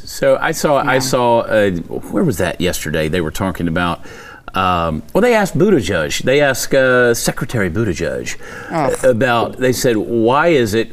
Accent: Texas, United States; as a Texan

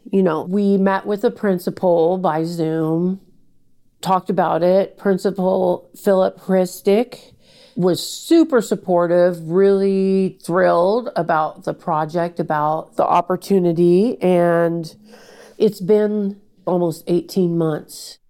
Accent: Portland, Oregon, United States; I was born and raised in Portland

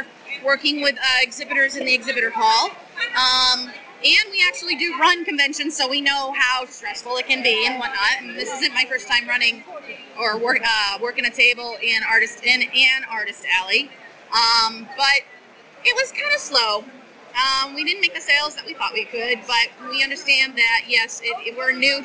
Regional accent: Boston, Massachusetts, United States; we're originally from the Boston area.

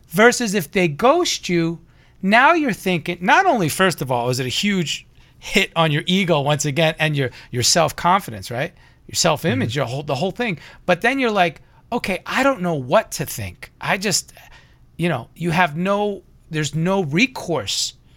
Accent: New York, United States; now in Los Angeles, United States; I'm from New York

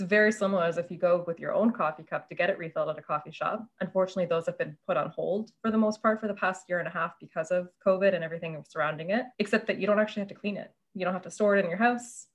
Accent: Canada; also born or lived in Germany; now in Toronto, Canada; growing up in Canada

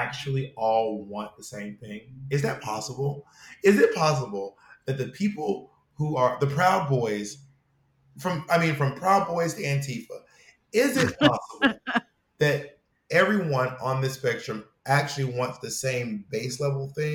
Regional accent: Georgia, United States; I'm from the South. I'm from Georgia.

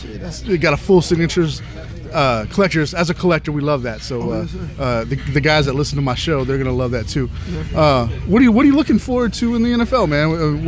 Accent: Texas, United States; once and more in my hometown in the Dallas-Fort Worth area.

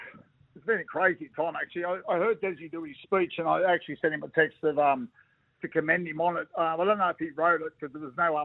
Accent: Australia; I'm an Aussie. Am I religious? No.

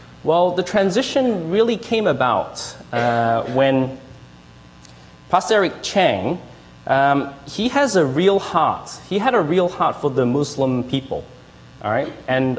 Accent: Australia; accent: Australian; now in Canada; I was born in Australia and I grew up there. And that's why you will probably hear a hint of an Australian accent. Yeah, but when we came to Canada

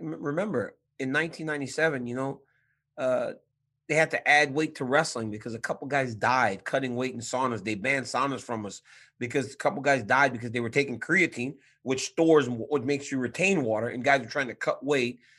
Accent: Louisiana, United States; now in San Jose, United States; I'm from Louisiana

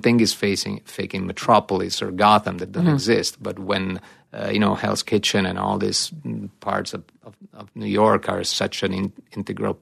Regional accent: Italy; moved away; growing up in Italy

